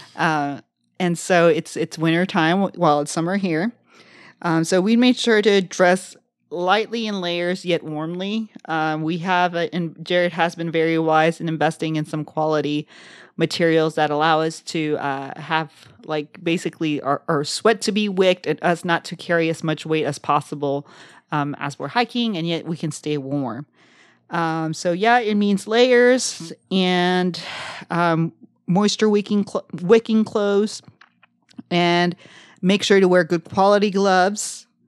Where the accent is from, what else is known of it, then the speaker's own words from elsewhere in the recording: Brownsville, Texas, United States; somebody from South Texas. I'm from Brownsville, where some of the, uh, land is even below sea level